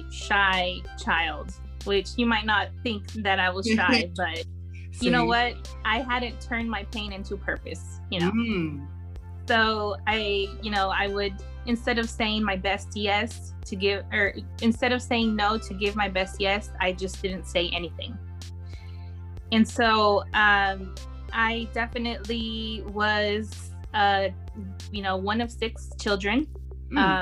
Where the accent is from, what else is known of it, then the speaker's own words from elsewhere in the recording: California and Arkansas, United States; I was born in California. I say I'm born and raised in California and Arkansas, because Arkansas is my home.